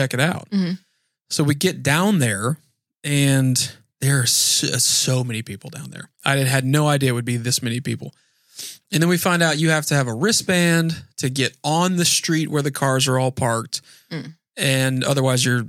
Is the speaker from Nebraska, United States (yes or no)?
no; Naples, Florida, United States; I'm from Naples